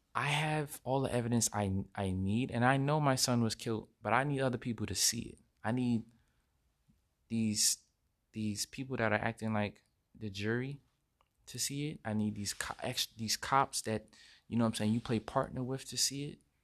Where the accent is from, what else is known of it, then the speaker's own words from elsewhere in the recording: United States; we as American citizens, we need to show respect